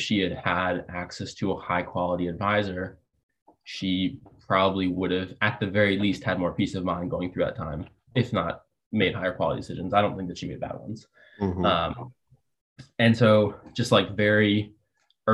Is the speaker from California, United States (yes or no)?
no; Fairfield County, Connecticut, United States; also born or lived in Massachusetts (outside Boston); I was the kid growing up in Massachusetts outside of Boston and then in Fairfield County, Connecticut